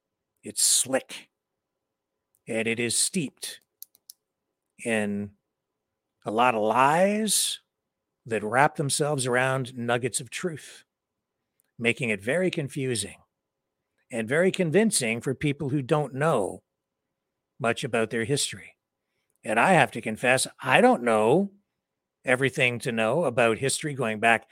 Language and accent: English; London, Ontario, Canada; my hometown of London, Ontario, Canada